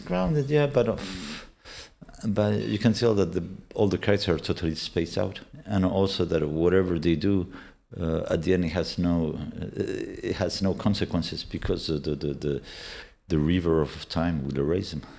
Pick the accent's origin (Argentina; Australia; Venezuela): Argentina; accent: Argentinian; English is a second language; moved away; my parents were Argentinian and I was born in Argentina. My, my, my, uh, my Spanish is fluent with an Argentinian accent